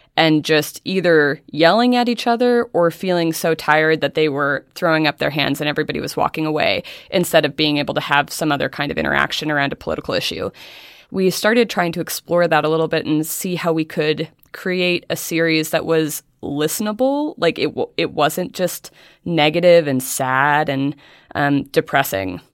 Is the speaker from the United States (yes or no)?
yes; Helena, Montana, United States; moved away; I grew up in Helena, Montana